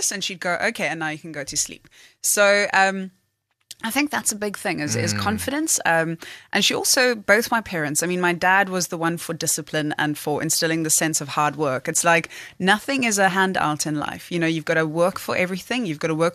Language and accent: English; Cape Town, Western Cape, South Africa; I grew up in Blackheath